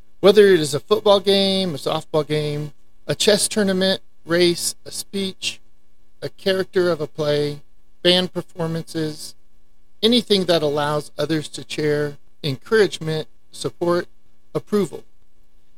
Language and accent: English; Amarillo, Texas, United States; I was raised in Amarillo, Texas, and still live here